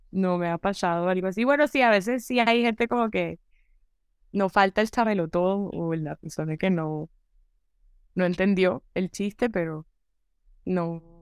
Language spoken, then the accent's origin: Spanish; Caribbean Region, Colombia; desde el, lugar donde crecí, o sea, el, Caribe es muy irreverente, es incorrecto y pues yo, ese es como que el humor con el que crece uno por default